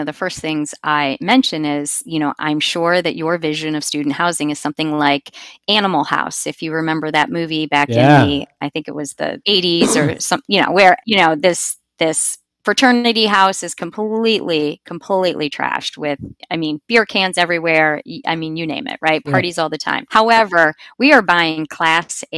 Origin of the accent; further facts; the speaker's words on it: Cincinnati, Ohio, United States; I'm from Cincinnati, Ohio, so I'm a Buckeyes fan